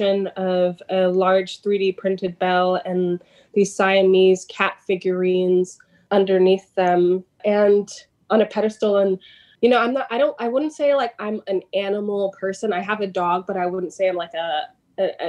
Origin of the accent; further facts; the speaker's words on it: New York City, New York, United States; I'm from Jamaica, Queens, an odd place to have a pool in a backyard, but it was an above ground pool that my family inherited when they bought this house in Jamaica, Queens, in Queens Village